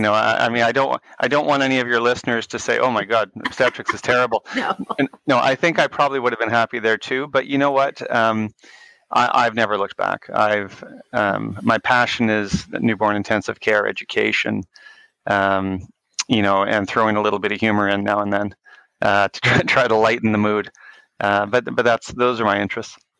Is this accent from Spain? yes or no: no; Winnipeg, Manitoba, Canada; I grew up in Winnipeg, uh, Manitoba, in Canada